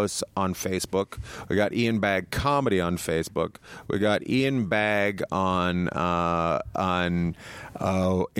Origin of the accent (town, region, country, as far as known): Northern BC, British Columbia, Canada; born or raised there; moved away